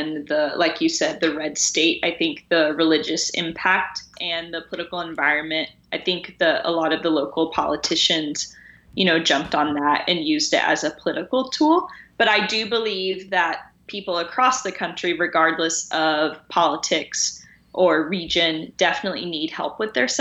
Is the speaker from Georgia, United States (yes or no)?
no; Tennessee, United States; I grew up in Tennessee